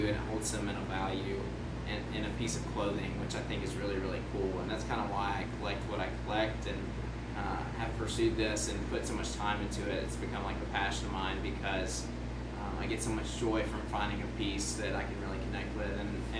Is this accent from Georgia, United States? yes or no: no; Western Kentucky, United States; I'm from Western Kentucky, about an hour north of Nashville, so country music is huge.